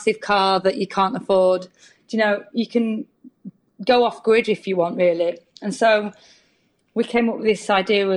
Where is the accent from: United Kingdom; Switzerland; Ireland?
United Kingdom; Lancaster, North West England; we're two numpties from Lancaster, unknown DIY band.